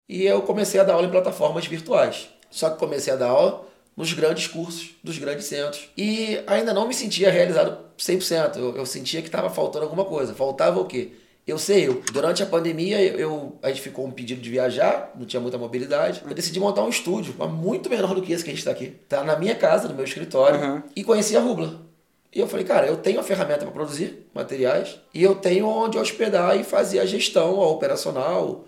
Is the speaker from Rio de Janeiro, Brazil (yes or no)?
yes; Rio de Janeiro, Brazil; moved away as an adult; now in Cuiabá, Brazil; eu que sou carioca, vira vida toda lá. Fui morar em, em Mato Grosso, Cuiabá